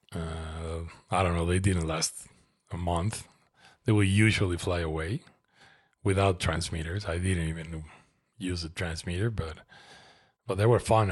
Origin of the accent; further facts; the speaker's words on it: Mexico City, Mexico; moved away as an adult; now in Toluca, Mexico; I grew up in Mexico City